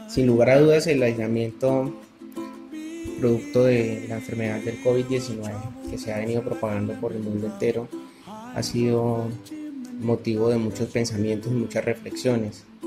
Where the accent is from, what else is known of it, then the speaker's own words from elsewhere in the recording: Trujillo, La Libertad, Peru; soy de Trujillo, Perú